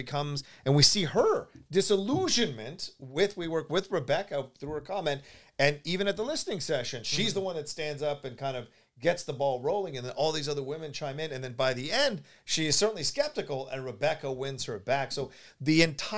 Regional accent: the South, United States; growing up in the South

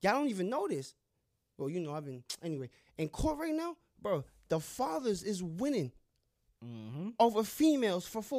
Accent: New York, United States; I'm from New York.

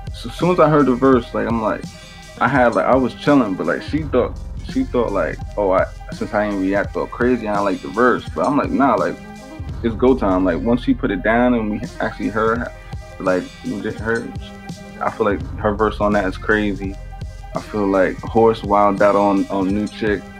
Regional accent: Bayonne, New Jersey, United States; But I was always from Bayonne. Now I'm back in Bayonne

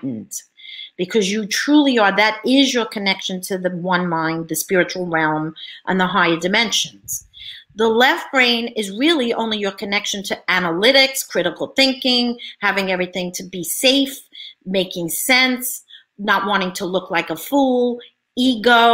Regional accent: New York, United States; I'm from New York

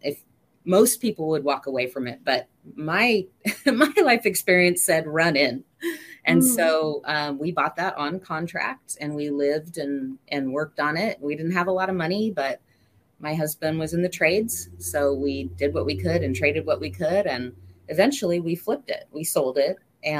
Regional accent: McMinnville, Oregon, United States; Well, I am from, born and raised in Oregon, a little town of McMinnville, Oregon, originally. My parents like to move a lot.

